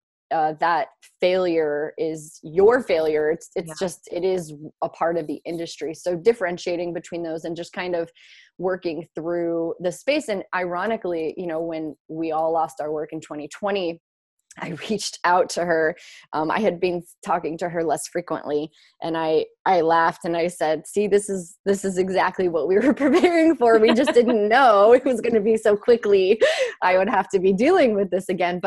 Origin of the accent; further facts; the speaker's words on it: St. Louis, Missouri, United States; moved away as an adult; also born or lived in Columbia, Missouri; now in New York, United States; I'm from St. Louis, Missouri